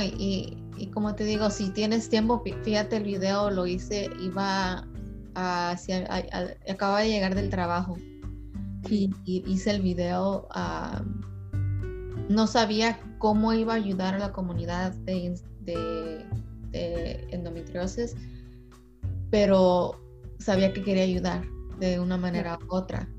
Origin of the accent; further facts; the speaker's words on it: California, United States; also born or lived in Mexico; nací en ah, México, pero crecí en California desde los tres años.